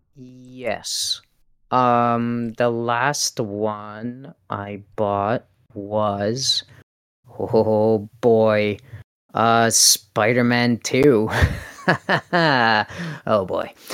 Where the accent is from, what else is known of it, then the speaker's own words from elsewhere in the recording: Canada; I'm Canadian